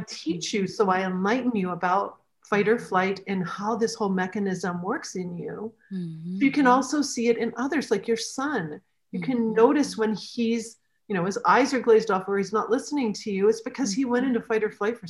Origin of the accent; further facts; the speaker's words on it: New Hampshire, United States; now in Michigan, United States; I grew up in New Hampshire in the States, and now I'm in Michigan